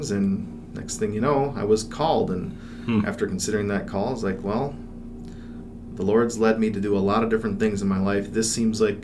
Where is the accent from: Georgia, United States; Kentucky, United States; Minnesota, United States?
Minnesota, United States; Mankato; also born or lived in Alaska / Arizona; I grew up here in Mankato.